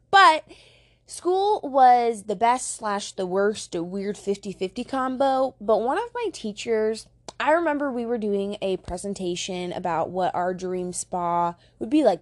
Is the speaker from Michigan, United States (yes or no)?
no; Fremont, Nebraska, United States; Fremont, my hometown.